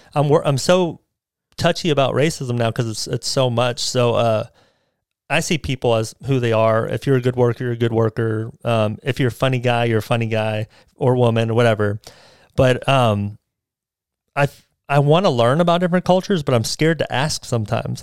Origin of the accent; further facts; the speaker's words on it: United States; I'm American. I was born here, so I'm an American.